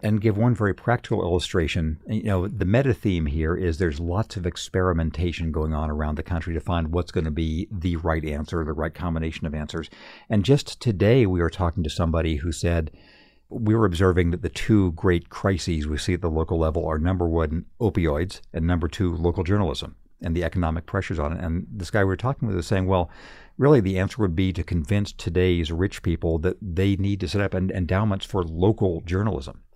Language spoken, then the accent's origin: English; Redlands, California, United States; moved away; my hometown of Redlands, California, when I was a kid